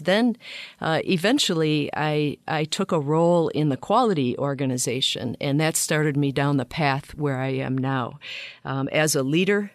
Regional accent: Flint, Michigan, United States; I grew up in Flint, Michigan

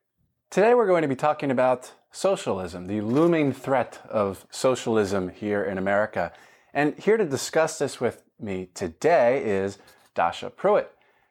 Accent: Pennsylvania, United States; I'm originally from Montgomery County, but the county over Delaware County where you ran, my grandma voted for you.

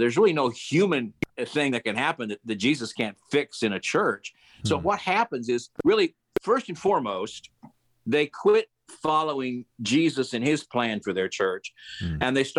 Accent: Kansas, United States; And I'm from Kansas and live out here now in the middle of Kansas.

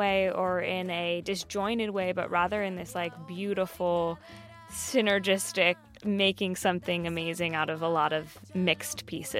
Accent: Southern California, United States; growing up in Southern California, I wasn't around a ton of Puerto Ricans earlier in life.

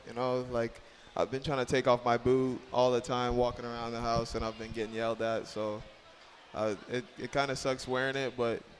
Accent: Bahamas; growing up in the Bahamas was definitely a blessing

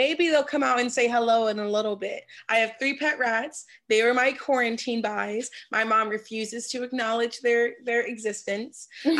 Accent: Washington, District of Columbia, United States; now in California, United States; I'm a fourth generation native of Washington, D.C. So I grew up in Northwest.

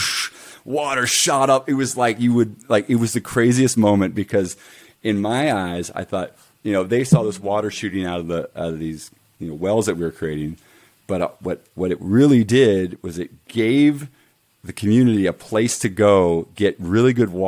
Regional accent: United States; being an American

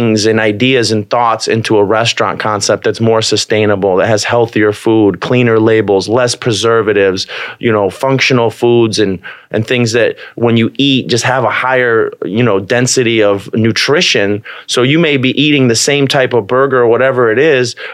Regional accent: Bolingbrook, Illinois, United States; I grew up in Bolingbrook

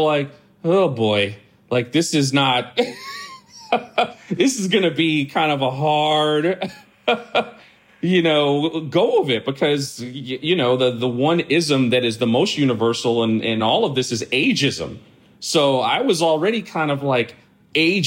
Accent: New York, United States; born or raised there

